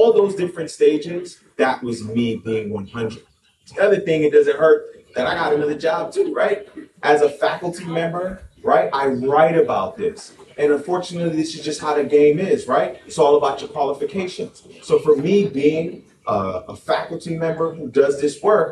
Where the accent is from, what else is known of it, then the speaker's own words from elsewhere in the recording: Miami-Dade County, Florida, United States; moved away; I was born in Miami-Dade County, so I'm a Florida man